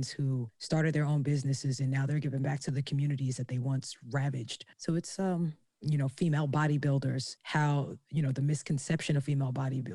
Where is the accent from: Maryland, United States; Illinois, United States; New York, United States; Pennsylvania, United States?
New York, United States; I'm from New York